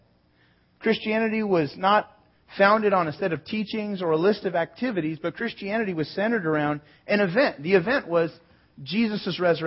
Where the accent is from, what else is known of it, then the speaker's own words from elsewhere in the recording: San Jose, California, United States; also born or lived in Sonoma, California; I was born in San Jose, lived in Sonoma, north of San Francisco